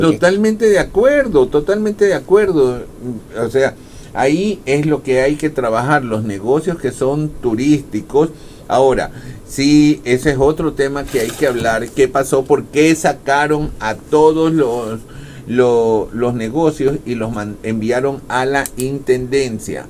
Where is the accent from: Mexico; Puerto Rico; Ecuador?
Ecuador; así como somos todos los ecuatorianos